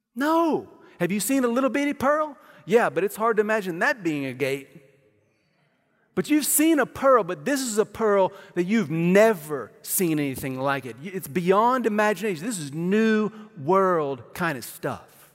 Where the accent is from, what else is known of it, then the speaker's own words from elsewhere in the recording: Amarillo, Texas, United States; also born or lived in Kansas City, Missouri; I was born in Kansas City, Missouri. I lived there till I was nine